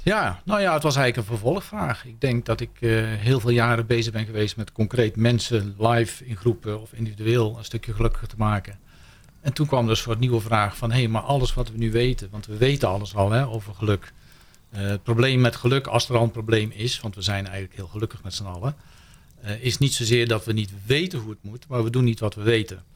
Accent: North Brabant, Netherlands; ik kom uit Brabant

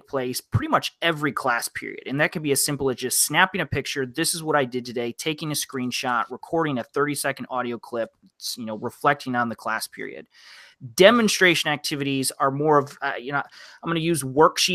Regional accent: Midwest, United States; I'm a Midwest guy, taught outside of Detroit

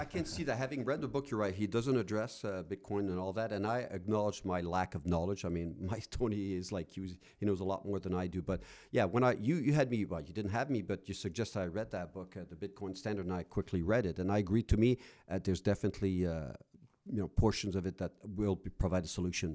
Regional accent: Rouyn-Noranda, Quebec, Canada; now in Alberta, Canada; I went to my hometown in Quebec, uh, Noranda

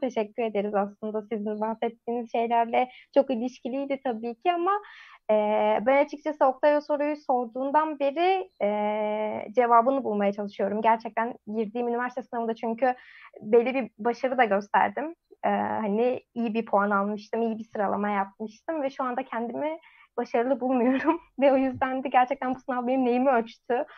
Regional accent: Bursa, Turkey; memleketim Bursa'da

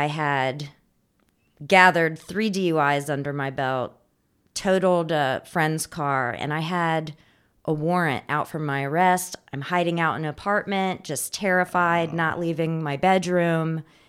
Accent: Indiana, United States; born there; also born or lived in Raleigh / California; I came from Raleigh, but before that, I was born in Indiana, and my family's from California, so I've also lived out there as well.

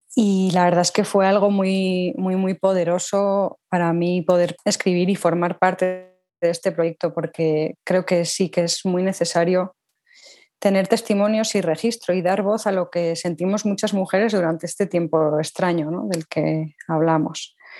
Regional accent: Pamplona, Navarre, Spain; also born or lived in León / Copenhagen; yo soy de Pamplona, una pequeña ciudad situada al norte de España, dentro de la comunidad autónoma de Navarra

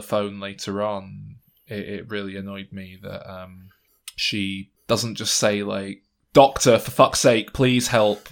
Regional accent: England, United Kingdom; we're English

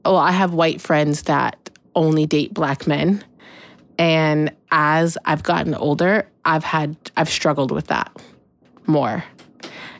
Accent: Pacific Northwest, United States; I've been in the Pacific Northwest my whole life

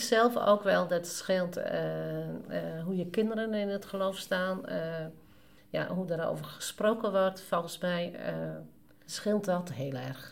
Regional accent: Friesland, Netherlands; ons als Noorderling, eh, als Fries

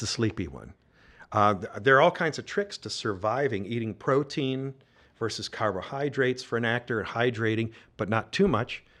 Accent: Georgia, United States; I was from Georgia

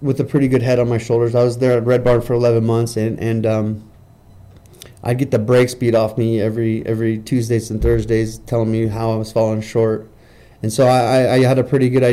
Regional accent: California, United States; now in Utah, United States; I'm from California. I'm not from Utah

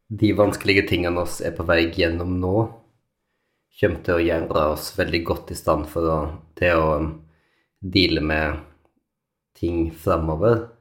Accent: Norway; moved away; also born or lived in London; oss som nordmenn

